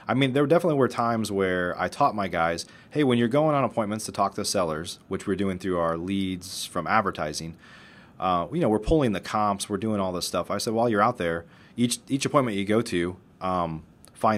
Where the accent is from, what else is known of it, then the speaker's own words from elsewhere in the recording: Chicago, Illinois, United States; moved away as an adult; now in Dallas, United States; I moved to Dallas in 1999 from Chicago